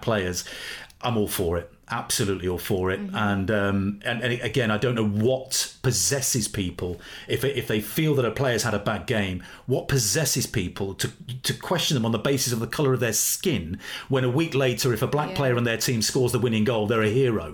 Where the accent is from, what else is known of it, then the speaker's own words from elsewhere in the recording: Leicester, East Midlands, United Kingdom; I'm from Leicester